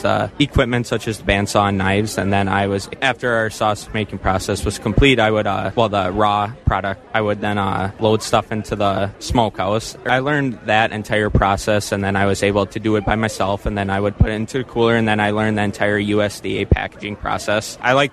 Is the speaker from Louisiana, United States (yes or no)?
no; Marshall, Wisconsin, United States; I am from Marshall, Wisconsin